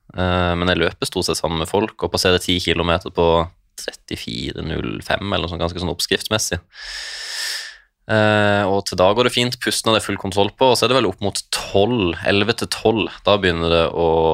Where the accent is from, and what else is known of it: Lindesnes, Agder, Norway; accent: sørlandsk; also born or lived in Svalbard / Balsfjord